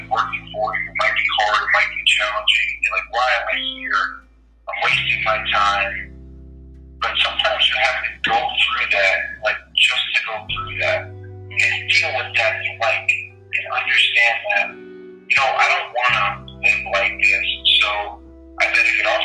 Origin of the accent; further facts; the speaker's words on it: Mount Holyoke, Massachusetts, United States; I grew up in Mount Holyoke, in Massachusetts